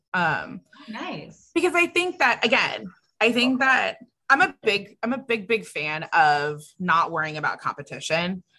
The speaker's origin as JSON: {"language": "English", "region": "California", "country": "United States", "moved": "yes", "lives_now": "Austin, United States", "said": "I'm from California. So like we don't have hurricane season"}